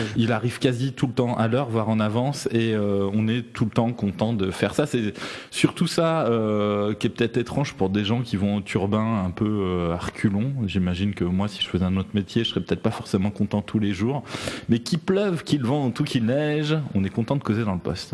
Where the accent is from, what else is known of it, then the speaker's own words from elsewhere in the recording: Lyon, Auvergne-Rhône-Alpes, France; on a grandi dans Lyon mm. tous les deux